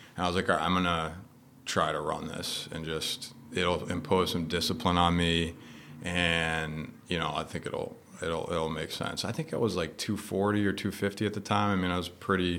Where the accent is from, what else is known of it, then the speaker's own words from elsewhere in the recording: Westerly, Rhode Island, United States; I grew up in Rhode Island, uh, Westerly, like a little beach town